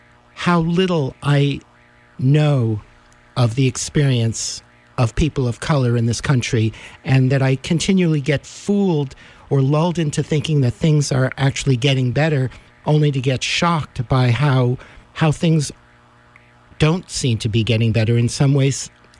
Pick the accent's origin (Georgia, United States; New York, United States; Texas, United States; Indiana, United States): New York, United States; New York City; I'm a Jewish white male. I grew up in New York City in racially mixed neighborhoods and schools.